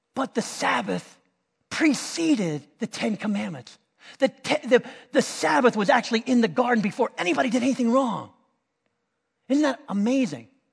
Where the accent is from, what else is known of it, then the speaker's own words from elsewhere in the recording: Miami, Florida, United States; we're from Miami